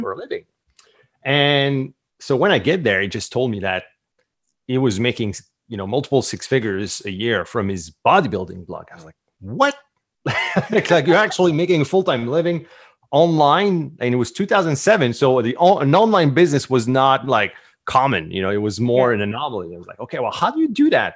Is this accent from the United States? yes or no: no; Canada; accent: French Canadian; English is a second language; I'm French Canadian. So the accent, this is where it's coming from.